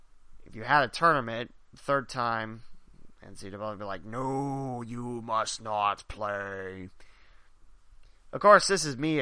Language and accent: English; West Alexandria, Ohio, United States; around my hometown of West Alexandria